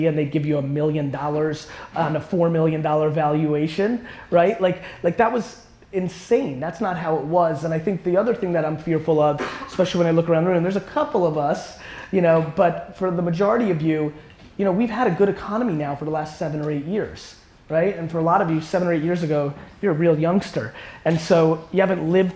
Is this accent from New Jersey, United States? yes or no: yes; Edison, New Jersey, United States; English is a second language; also born or lived in Belarus / Queens, New York; I grew up in Edison, New Jersey